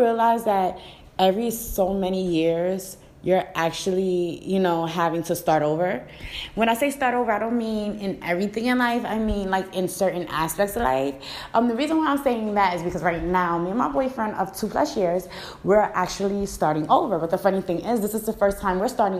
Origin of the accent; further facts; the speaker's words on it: New York City, New York, United States; moved away; I'm from the city, you know, and when I say city, I'm from Brooklyn.